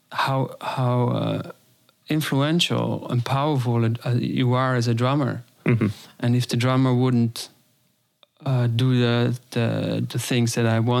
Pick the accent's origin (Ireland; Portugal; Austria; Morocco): Austria; I grew up in Austria on the mountain with my parents. We had a little farm.